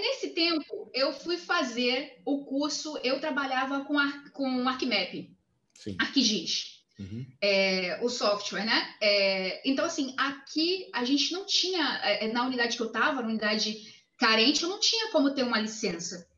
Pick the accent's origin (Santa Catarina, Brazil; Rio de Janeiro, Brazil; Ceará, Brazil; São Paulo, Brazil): Rio de Janeiro, Brazil; moved away as an adult; now in Salvador, Brazil; Eu sou carioca